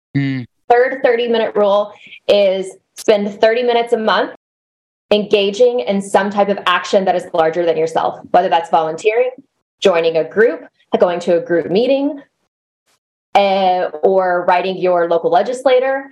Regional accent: United States; moved away; also born or lived in Arkansas / Texas; So I grew up in Arkansas and Texas

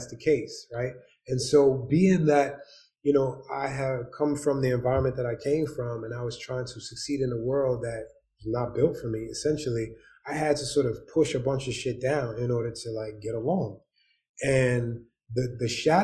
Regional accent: New York City, New York, United States; also born or lived in Winston-Salem, North Carolina / Bronx; I'm from Harlem, 80s and 90s.

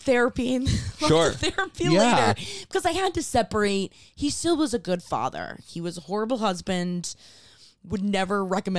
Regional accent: Miami, Florida, United States; growing up in Miami, had a boat.

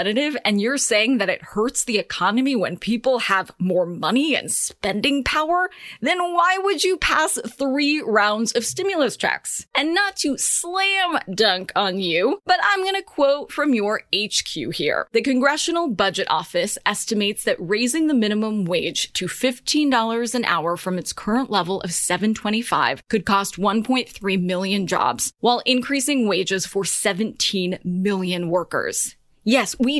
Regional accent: California, United States; my home state

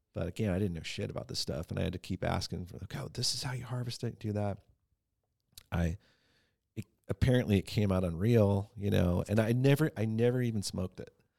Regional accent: San Diego, California, United States; now in Ventura, United States; I grew up in San Diego

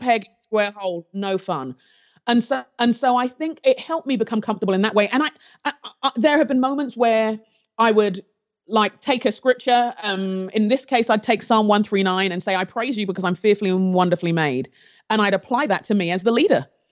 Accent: London, United Kingdom; moved away; also born or lived in Nigeria; I grew up in London in the, um, I was born in the seventies, and the time where I was growing up in London, there was a lot of racial tension

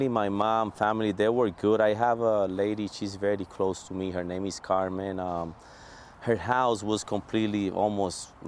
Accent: Puerto Rico; strong yes Puerto Rico

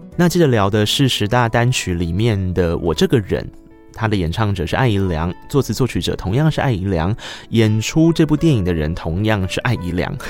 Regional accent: Tainan, Taiwan; 我作为一个台南人

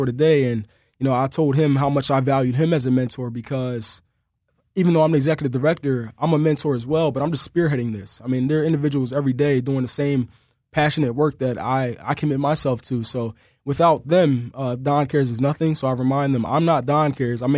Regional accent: Philadelphia, Pennsylvania, United States; I come from a really dynamic background as it relates to growing up in Philadelphia as an African-American male

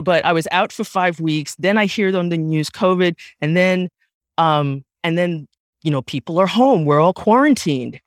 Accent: New York City, New York, United States; I was raised in the Bronx

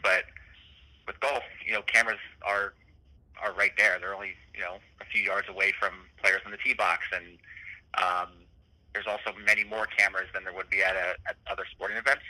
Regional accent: Washington, United States; moved away as an adult; also born or lived in Harrisburg, Pennsylvania; I'd have some connection to my hometown still by being there.

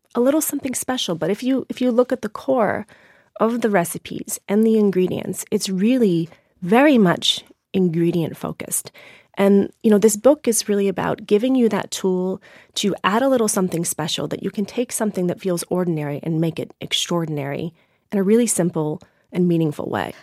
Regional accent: Maine, United States; brought myself back to my hometown

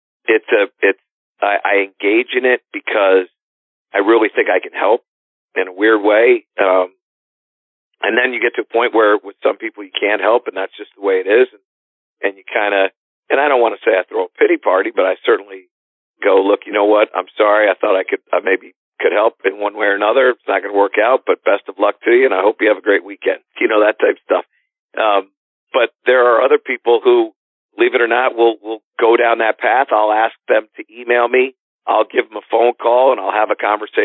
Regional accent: Connecticut, United States; in Connecticut, which is my home state

